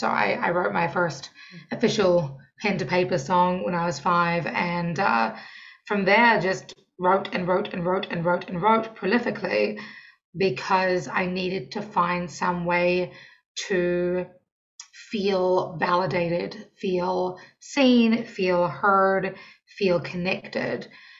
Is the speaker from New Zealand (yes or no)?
yes; New Zealand; moved away as an adult; now in Washington, D.C., United States; I am your neighbour. I am from New Zealand. I've been in Washington, D.C. for almost 7 years now.